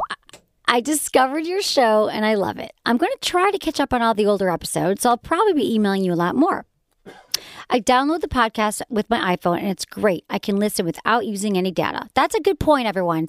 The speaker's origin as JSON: {"language": "English", "region": "Michigan", "country": "United States", "accent": "Michigan", "said": "when my Michigan accent comes out."}